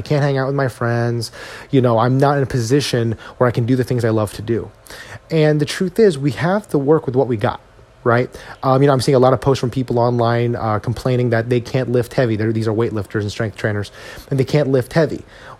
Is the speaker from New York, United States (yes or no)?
no; Edison, New Jersey, United States; my hometown, Edison, New Jersey